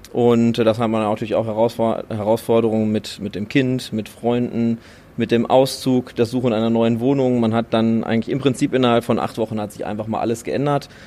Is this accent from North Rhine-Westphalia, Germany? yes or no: yes; Unna, North Rhine-Westphalia, Germany; now in Düsseldorf, Germany; Ich komme ursprünglich aus Unna und lebe jetzt hier in Düsseldorf.